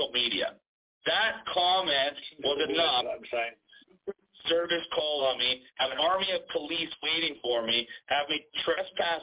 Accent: Toronto, Ontario, Canada; now in Bogota, Colombia; I'm hailed from Toronto, Ontario, Canada. I was born and raised there

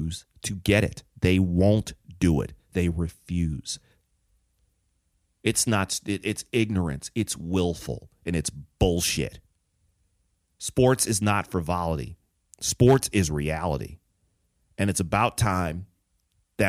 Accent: Detroit, Michigan, United States; I grew up in Detroit

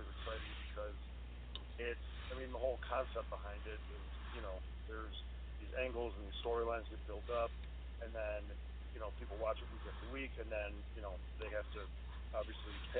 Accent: Buffalo, New York, United States; also born or lived in Cincinnati, Ohio; I'm from Buffalo, New York. I still live in Buffalo, New York.

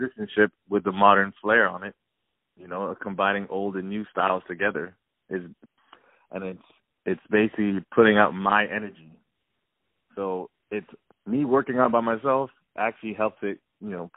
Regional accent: South Florida, United States; also born or lived in Miami; I'm originally from South Florida

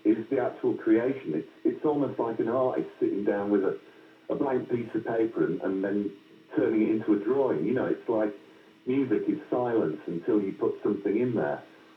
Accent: Yorkshire and the Humber, United Kingdom; also born or lived in Wiltshire; I'm a lad from Yorkshire

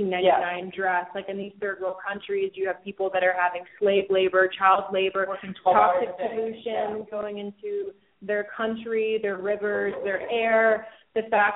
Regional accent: Atlanta, Georgia, United States; I'm from Atlanta

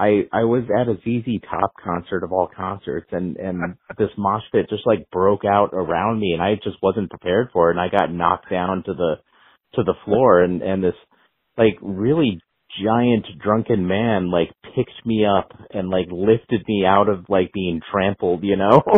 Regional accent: Albuquerque, New Mexico, United States; moved away; I'm from New Mexico originally

